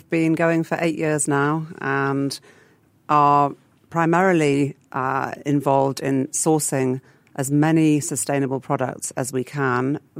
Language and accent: English; England, United Kingdom; now in Singapore; I did look because I came from England, where the culture is very much about sourcing locally.